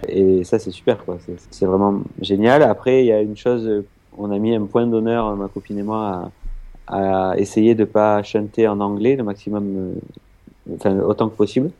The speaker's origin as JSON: {"language": "French", "region": "south of France", "country": "France", "also_born_or_lived": "Israel", "moved": "as an adult", "said": "je, viens du sud de la France"}